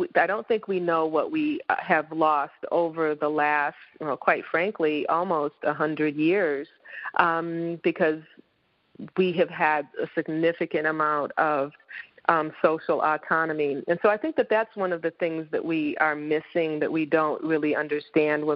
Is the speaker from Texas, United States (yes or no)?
no; Saginaw, Michigan, United States; also born or lived in Kalamazoo, Michigan / Chicago, Illinois; growing up in Saginaw in the, you know, in the 60s and the 70s